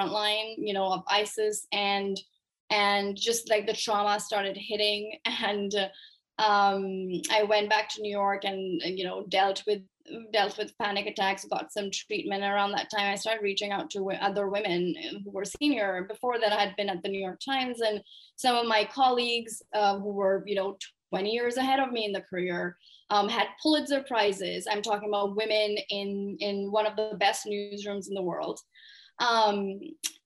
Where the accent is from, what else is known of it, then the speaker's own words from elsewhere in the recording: Pakistan; moved away as an adult; also born or lived in United States; I grew up in Pakistan, started my career there